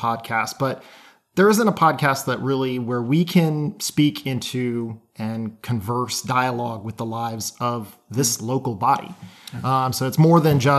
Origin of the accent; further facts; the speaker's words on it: Alaska, United States; moved away; I am from Alaska originally, but I've been here so long at this point